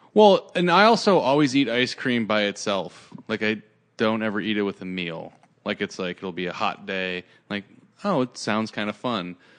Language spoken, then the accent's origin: English; Santa Cruz, California, United States; I grew up in Santa Cruz, which is an hour south of San Francisco.